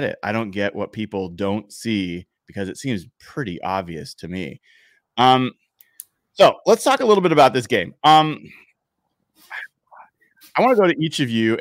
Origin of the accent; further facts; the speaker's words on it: Portland, Oregon, United States; I grew up in Portland